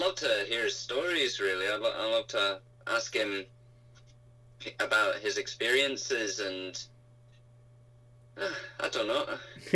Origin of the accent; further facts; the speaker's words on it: Scotland, United Kingdom; born or raised there; also born or lived in Ilford, England